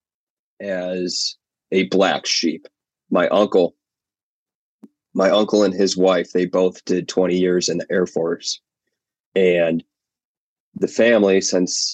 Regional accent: Chicago suburbs, Illinois, United States; Grew up and am in the Chicago suburbs

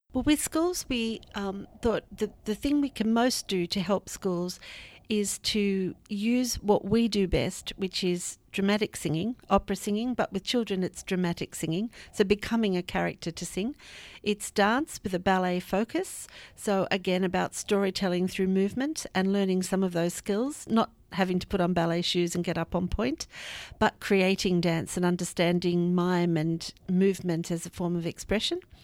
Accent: Australia; moved away as an adult; also born or lived in Sydney; now in United Kingdom; as you can hear, I'm from the Antipodes. I came from Australia about three years ago

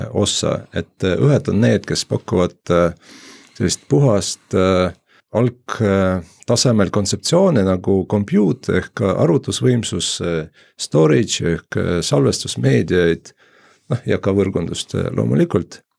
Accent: Jõgeva, Jõgeva County, Estonia; Jõgevalt äh, olen pärit

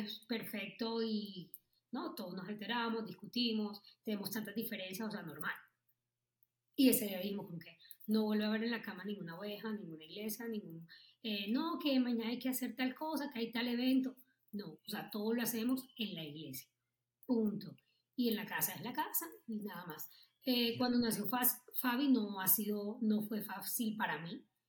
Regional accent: Barranquilla, Atlántico, Colombia; moved away as an adult; also born or lived in Bogotá; yo soy de Barranquilla y acaba de llegar a, de Bogotá, a Bogotá a vivir

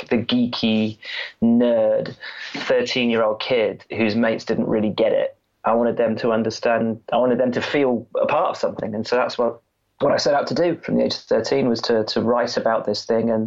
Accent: Worcestershire, West Midlands, United Kingdom; I grew up in Worcestershire

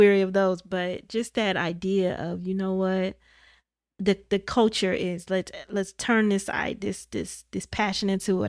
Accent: Midwest, United States; because I was from the Midwest. You know, we had the steel mill back home

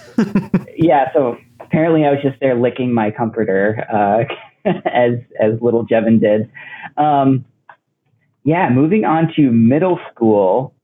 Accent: Oak Park, Illinois, United States; they stayed one place for high school, and that was Oak Park, Illinois. Um, and I was actually there from like elementary school to high school

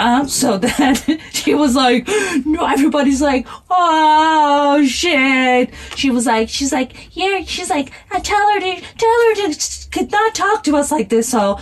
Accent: New York, United States; English is a second language; also born or lived in Pakistan; I'm from Pakistan and I grew up in New York. I have four old brother.

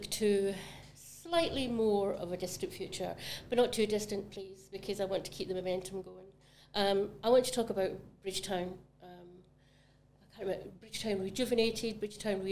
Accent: Glasgow, Scotland, United Kingdom; now in Barbados; Glasgow was my city in Scotland, that was my local city

